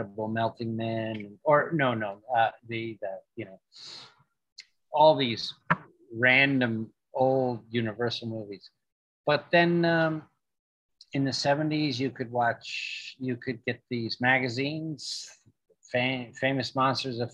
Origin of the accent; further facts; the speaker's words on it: New York City, New York, United States; when I was a kid, I grew up in Manhattan